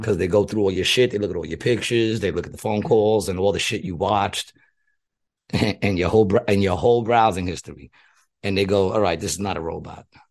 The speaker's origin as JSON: {"language": "English", "region": "New York", "country": "United States", "tie": "born or raised there", "said": "I grew up in New York"}